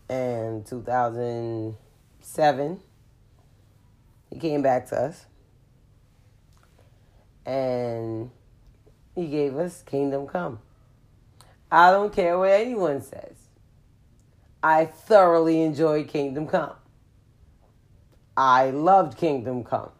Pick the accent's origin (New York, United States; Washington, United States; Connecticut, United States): New York, United States; New York City; I'm a New Yorker